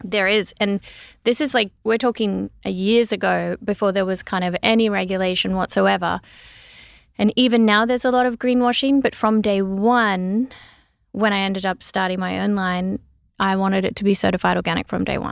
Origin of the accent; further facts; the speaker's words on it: Gunnedah, New South Wales, Australia; growing up in the little country town in Australia